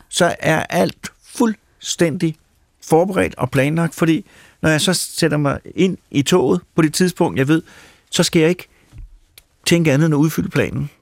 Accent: Mørkhøj, Capital Region of Denmark, Denmark; jeg kommer fra Mørkhøj

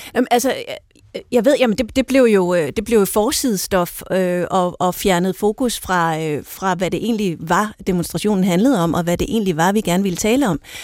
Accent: Denmark

